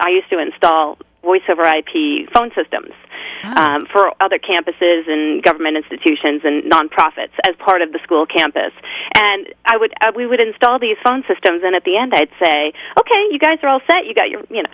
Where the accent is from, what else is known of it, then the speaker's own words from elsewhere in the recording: Rochester, New York, United States; moved away as an adult; also born or lived in New Jersey; now in California, United States; I was born in upstate New York in Rochester and moved to New Jersey after I graduated college